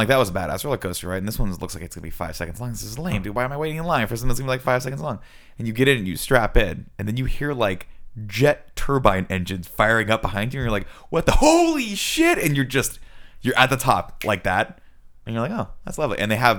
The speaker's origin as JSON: {"language": "English", "region": "Southern California", "country": "United States", "tie": "born or raised there", "said": "I grew up in Southern California"}